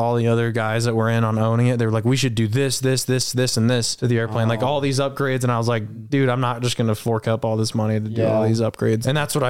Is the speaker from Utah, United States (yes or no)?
yes; Roy, Utah, United States; I grew up in Roy.